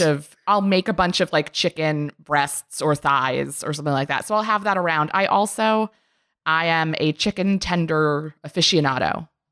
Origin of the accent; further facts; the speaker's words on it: Maryland, United States; I am from Maryland